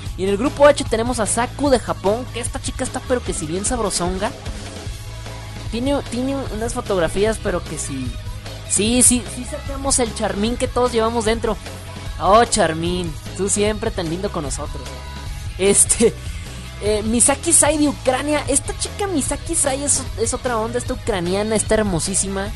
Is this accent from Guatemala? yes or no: no; northern Mexico, Mexico; accent: norteño; Me escuchas muy norteño, mira nada más. Es que yo soy norteño